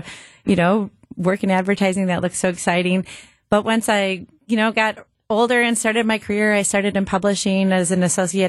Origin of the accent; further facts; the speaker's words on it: Grafton, Wisconsin, United States; So I'm from the area. I grew up in Grafton. I'm a proud University of Wisconsin-Milwaukee alum.